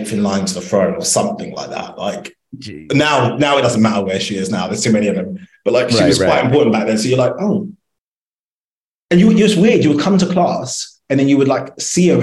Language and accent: English; London, United Kingdom; also born or lived in New York; I'm from London, born and raised, East London, Hackney